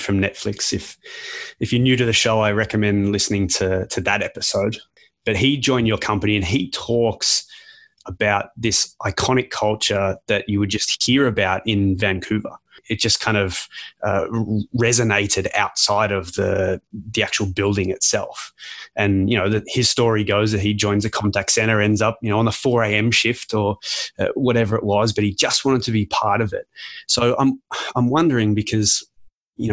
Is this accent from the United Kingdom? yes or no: no; Australia; as an Australian